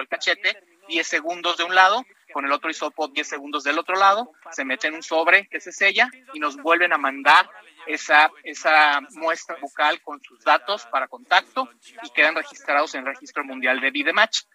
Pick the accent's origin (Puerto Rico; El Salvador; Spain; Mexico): Mexico; como mexicanos